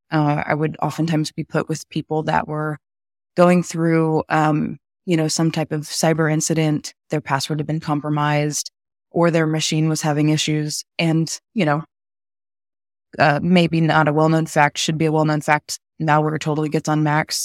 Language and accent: English; Texas, United States; born and raised in Texas